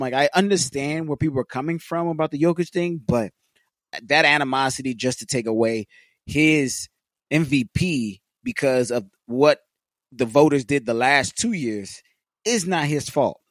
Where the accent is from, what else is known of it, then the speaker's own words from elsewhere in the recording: Los Angeles, California, United States; being born and raised in L.A.